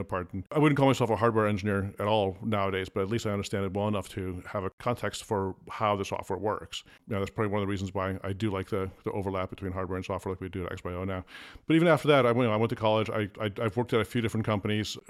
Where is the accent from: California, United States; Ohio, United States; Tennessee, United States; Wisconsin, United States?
Ohio, United States; Cleveland; born or raised there; first language Afrikaans; English is a second language; also born or lived in Pretoria, South Africa